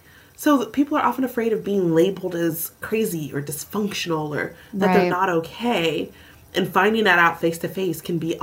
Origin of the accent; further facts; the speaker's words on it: Southern US, United States; So one, being a Southerner, as you are as well, and I'm also a Black person, right?